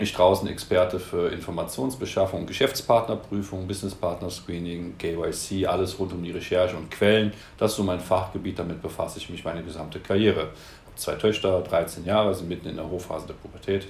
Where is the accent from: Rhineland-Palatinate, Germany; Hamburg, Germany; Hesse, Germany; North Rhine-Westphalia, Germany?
North Rhine-Westphalia, Germany; Cologne; Ich komme aus dem Rheinland, aus Köln.